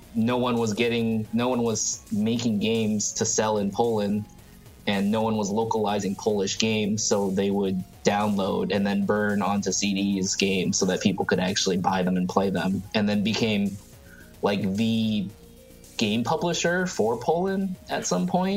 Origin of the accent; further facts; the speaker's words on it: Thailand; moved away; I grew up in Thailand